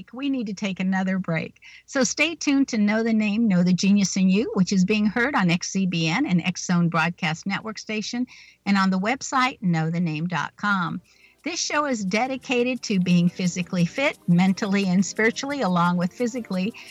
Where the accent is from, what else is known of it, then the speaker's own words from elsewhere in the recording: San Diego, California, United States; moved away; I grew up in San Diego